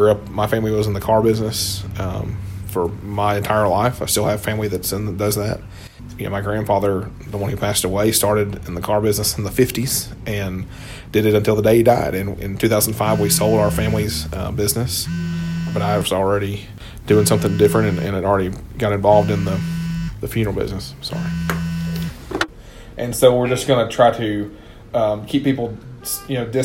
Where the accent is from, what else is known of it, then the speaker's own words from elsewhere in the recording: Hendersonville, Tennessee, United States; I grew up in Hendersonville